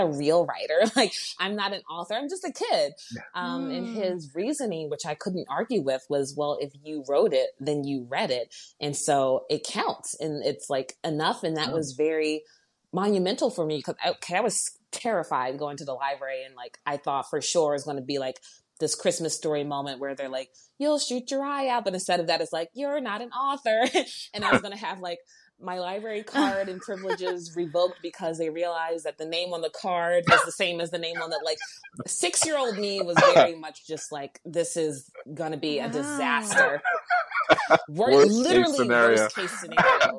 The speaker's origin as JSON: {"language": "English", "area": "outside of Baltimore", "region": "Maryland", "country": "United States", "tie": "born or raised there", "moved": "as an adult", "lives_now": "Chicago, United States", "said": "I grew up outside of Baltimore, Maryland, in very quiet neighborhood."}